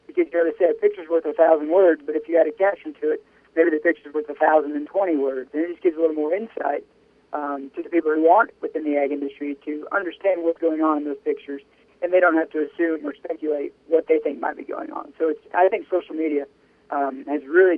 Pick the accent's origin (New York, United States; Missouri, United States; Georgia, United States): Missouri, United States; Miller; I'm from Miller, Missouri, down in Southwest. I grew up on a beef production farm down there